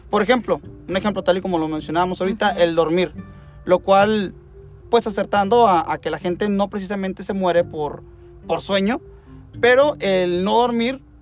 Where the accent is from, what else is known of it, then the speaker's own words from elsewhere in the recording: Mexico; Como mexicano